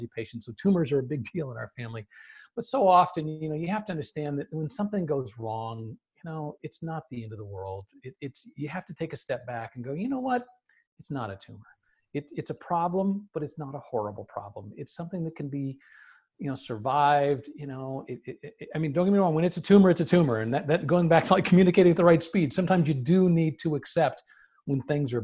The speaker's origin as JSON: {"language": "English", "town": "Los Angeles", "region": "California", "country": "United States", "tie": "born or raised there", "moved": "yes", "lives_now": "Phoenix, United States", "said": "I grew up in Los Angeles"}